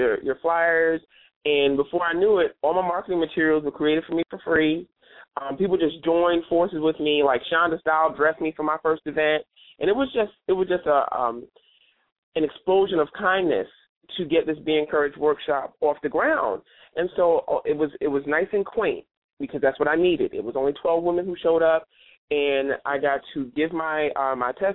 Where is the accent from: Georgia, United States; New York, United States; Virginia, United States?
New York, United States; New York City; moved away; my hometown, which is New York City.